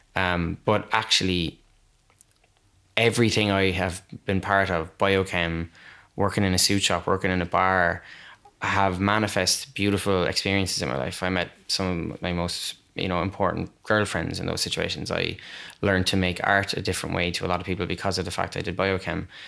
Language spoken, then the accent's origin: English; Waterford, Munster, Ireland; now in Cork, Ireland; I'm not from Cork, I'm from Waterford